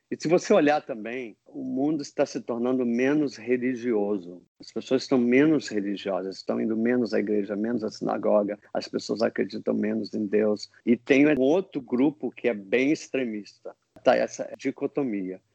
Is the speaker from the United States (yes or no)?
yes; United States; eu sou americano